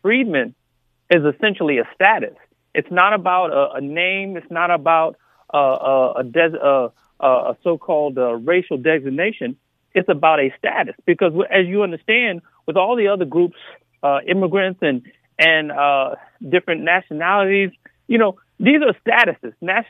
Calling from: Atlanta, Georgia, United States; I'm from Atlanta, Georgia.

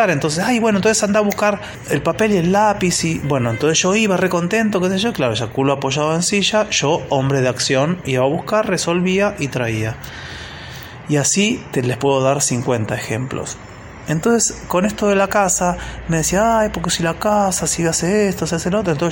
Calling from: Buenos Aires, Argentina; de Buenos Aires y hace unos días pasó así como un conflicto familiar

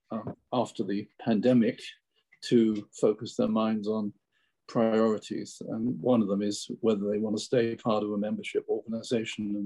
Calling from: Bavaria, Germany; I'm talking from uh, southern Bavaria, close to the Alps, okay. on the north side of the Alps

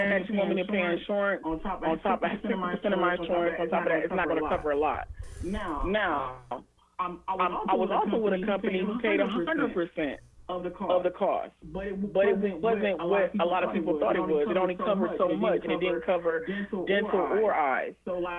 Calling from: Toledo, Ohio, United States; I am calling from Toledo.

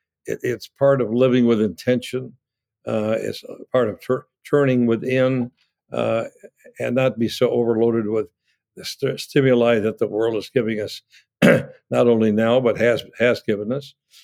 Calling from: Annapolis, Maryland, United States; Well, I'm calling from Annapolis, Maryland, and I think Alden's nearby.

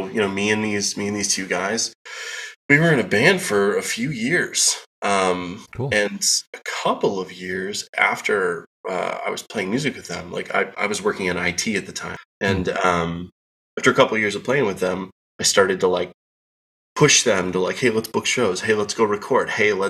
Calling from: Chicagoland suburbs, Illinois, United States; I am calling in from the Chicagoland suburbs, just outside Chicago.

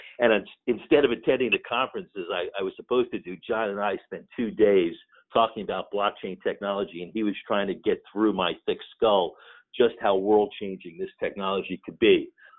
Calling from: Rockville, Maryland, United States; I'm coming from just outside the nation's capital in Washington, D.C., in a suburb of Maryland called Rockville.

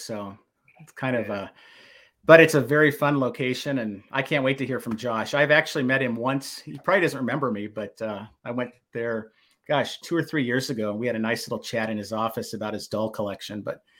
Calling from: Minneapolis, Minnesota, United States; I'm coming in from Minneapolis tonight.

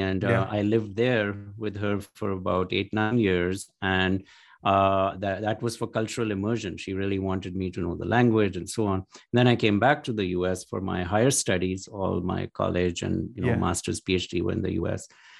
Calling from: Newark, Delaware, United States; So I'm in Newark, Delaware, in my office at the University of Delaware.

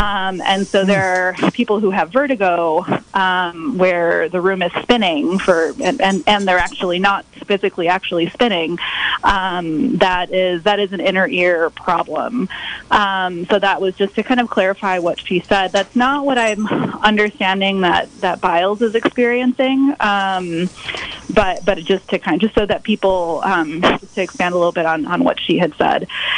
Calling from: Sonoma County, California, United States; I'm calling from Sonoma County, which is from where I will be calling moving forward.

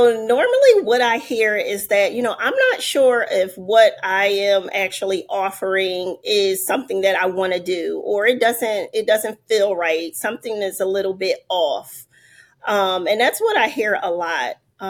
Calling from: Philadelphia, Pennsylvania, United States; I am joining from Philadelphia.

